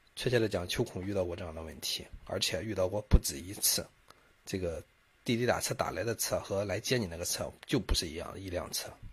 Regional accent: China; 我们中国人的商业模式还是走在了世界的前列的

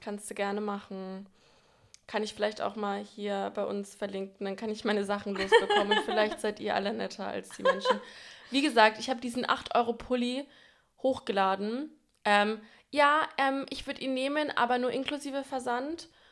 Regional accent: Franconia, Bavaria, Germany; now in Berlin, Germany; wir kommen beide aus Franken

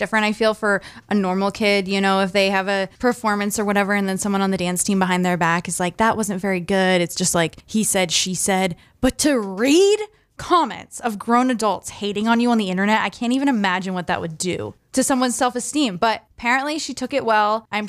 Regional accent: Maine, United States; But so I grew up obviously in Maine

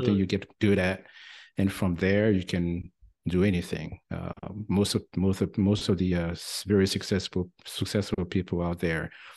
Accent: France; accent: French twang; English is a second language; moved away as an adult; now in United States; I'm originally from France, as you may still catch a little bit of the French twang here. Been in the US for nearly 30 years.

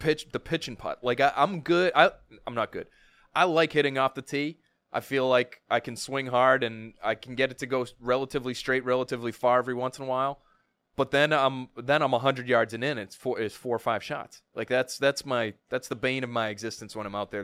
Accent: Milton, Massachusetts, United States; I grew up in Milton. I s, still live close by.

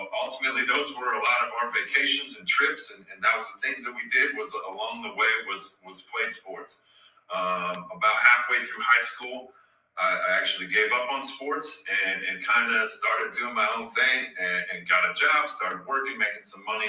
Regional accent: Nebraska, United States; also born or lived in Yankton, South Dakota; I grew up in Nebraska

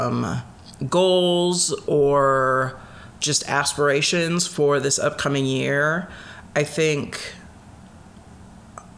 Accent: Chicago, Illinois, United States; moved away as an adult; also born or lived in Michigan; now in Wisconsin, United States; I grew up in the Chicagoland area

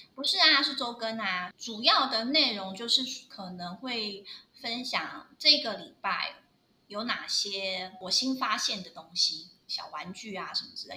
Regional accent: Taiwan; moved away; 我上面有写说我是台湾人

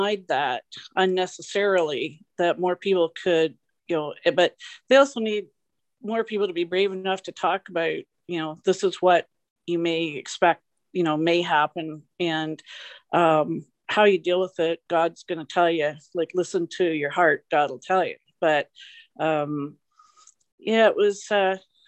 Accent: Canada; accent: Canadian; also born or lived in Victoria County; I'm a Canadian. As soon as I talk, they hear my accent.

